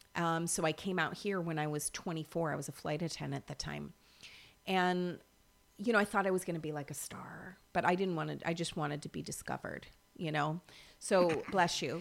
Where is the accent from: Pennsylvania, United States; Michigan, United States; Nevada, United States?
Michigan, United States; moved away as an adult; now in Los Angeles, United States; I grew up in Michigan